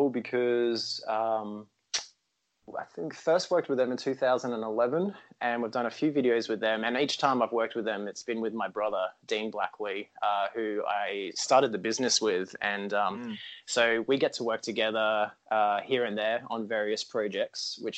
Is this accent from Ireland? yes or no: no; Brisbane, Queensland, Australia; Australia is a big place and I'm from Brisbane